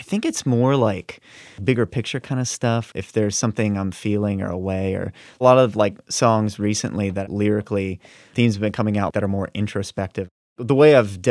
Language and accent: English; Virginia Beach, Virginia, United States; we grew up in Virginia Beach